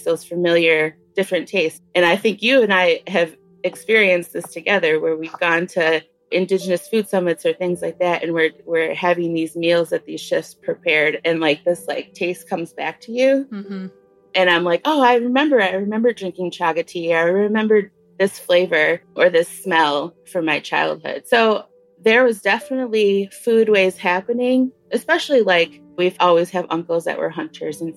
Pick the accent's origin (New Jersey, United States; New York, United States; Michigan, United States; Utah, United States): Michigan, United States; Detroit; I'm originally from Detroit, and I'm Anishinaabe